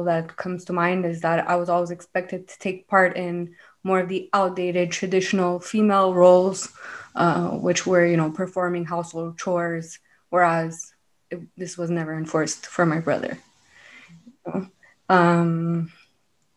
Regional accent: Montreal, Quebec, Canada; I'm from Montreal, born and raised

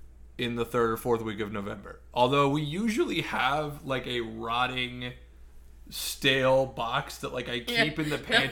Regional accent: Midwest, United States; And I think it's because I grew up in the Midwest.

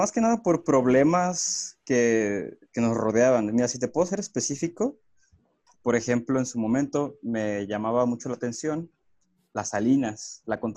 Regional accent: La Piedad, Michoacán, Mexico; also born or lived in Zihuatanejo; originario de La Piedad, Michoacán. Sin embargo, eh, muchas personas me conocen en realidad este, como alguien costeño, alguien de costa, ¿no?

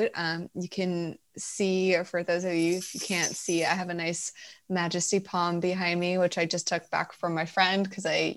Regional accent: Milwaukee, Wisconsin, United States; moved away as an adult; now in California, United States; I grew up in the suburbs of Milwaukee, so I am from Wisconsin originally, and I lived there for 26 years before I moved to California.

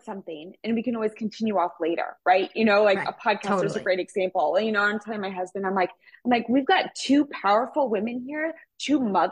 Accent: Midwest, United States; I come from the Midwest

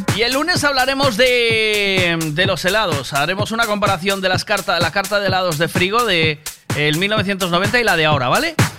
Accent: Galicia, Spain; yo soy muy gallego

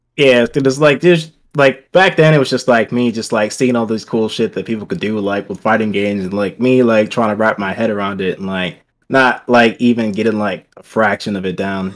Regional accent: Cleveland, Ohio, United States; now in Columbus, United States; grew up in Cleveland, born born there, raised there, pretty much up until, like, eighteen.

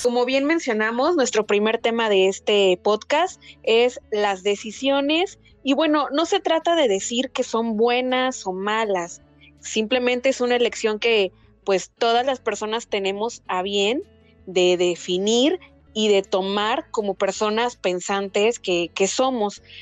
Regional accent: Poza Rica, Veracruz, Mexico; moved away as an adult; also born or lived in Mexico City; now in Chetumal, Mexico; mis papás viven en Poza Rica, Veracruz, que es de donde soy originaria

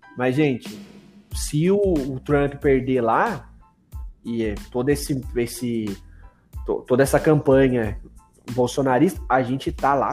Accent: Brazil; a gente é brasileiro

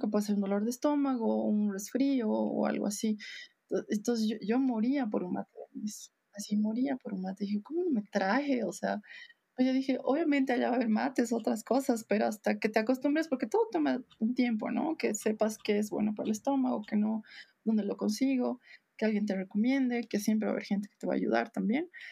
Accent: Bolivia; moved away as an adult; era lo que siempre te recordaba de dónde eres

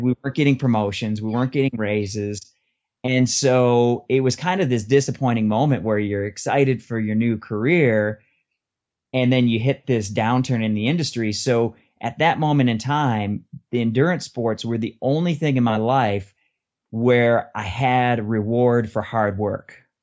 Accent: Detroit, Michigan, United States; moved away as an adult; also born or lived in Austin, Texas; I'm from Detroit area. I went to University of Michigan and I moved down to Austin, Texas for my first job

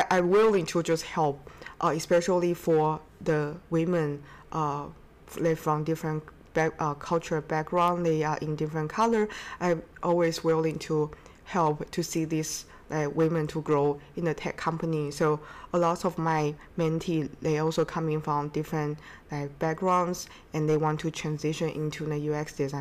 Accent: China; moved away; also born or lived in Seattle / Boston; I'm from China

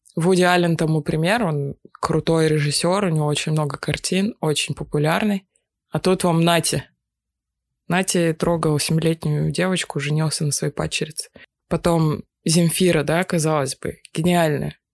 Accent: Russia; я из России

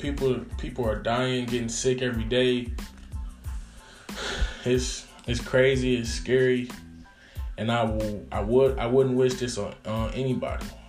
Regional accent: Detroit, Michigan, United States; I'm in Detroit. I'm from Detroit

